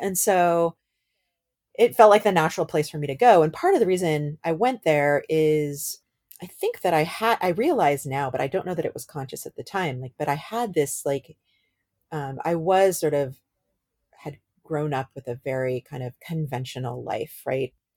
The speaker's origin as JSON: {"language": "English", "area": "Bay Area", "region": "California", "country": "United States", "tie": "born or raised there", "said": "I grew up in the Bay Area. I moved to the Bay Area when I was eight years old"}